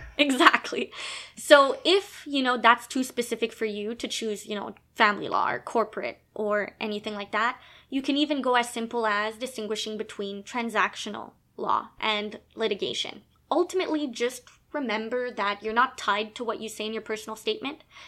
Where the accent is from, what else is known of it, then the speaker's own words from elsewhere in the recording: Quebec, Canada; now in Ontario, Canada; I was born in Canada, born in Quebec